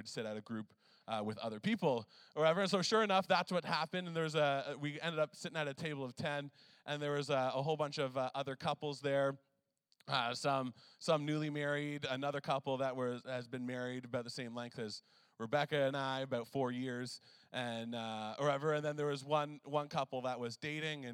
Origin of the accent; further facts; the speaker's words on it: Canada; Canadian, eh?